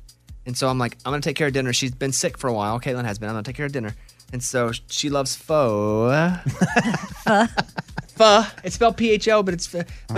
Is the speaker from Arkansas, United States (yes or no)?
yes; Arkansas, United States; This is two-stepping Electric Cowboy right in my blood growing up in Arkansas.